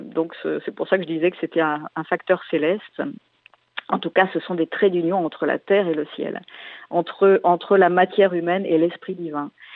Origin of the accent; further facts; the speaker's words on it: Landerneau, Brittany, France; mon père, dans la déclaration à la mairie de Landerneau où je suis née, dans le Finistère